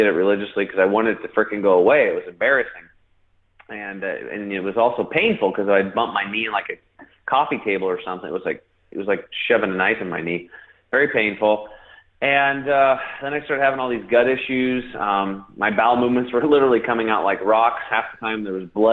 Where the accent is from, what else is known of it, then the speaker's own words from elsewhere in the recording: Eastern Oregon, United States; I grew up over in Eastern Oregon on a cattle and hay farm